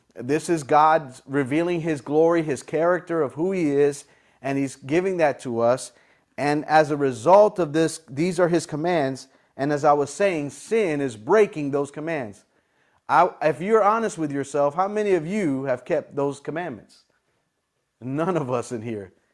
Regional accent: United States; I'm from America, this is where I live

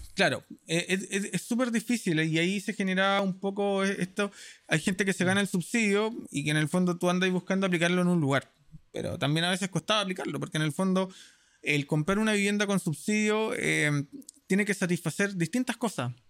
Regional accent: Santiago, Santiago Metropolitan Region, Chile; also born or lived in La Florida, Santiago; yo crecí cuando era pequeño en la Florida, después viví casi toda mi vida en San Miguel, terminé viviendo con mis abuelos

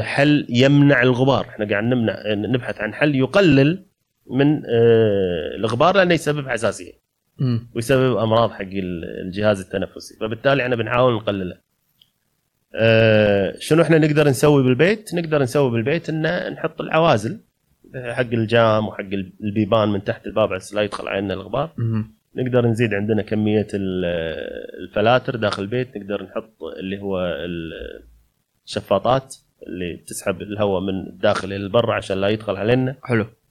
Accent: Kuwait; عندنا بالكويت بسبب موقعنا الجغرافي

